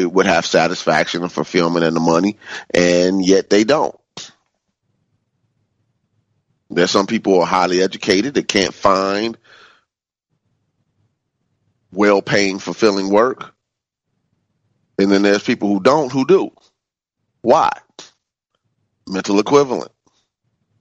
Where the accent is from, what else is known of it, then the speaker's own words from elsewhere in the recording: Chicago, Illinois, United States; when I was growing up in the African-American community in Chicago